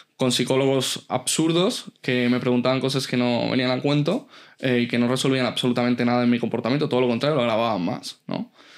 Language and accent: Spanish; Elche, Valencian Community, Spain; also born or lived in San Juan Playa, Alicante; nazco en un pueblecito eh, cercano allí a donde, a donde hemos hablado antes, se llamaba Beñar Beach, y vivo hasta los ocho años en San Juan Playa. De hecho, nos mudamos de San Juan a Elche porque el banco nos quita la casa.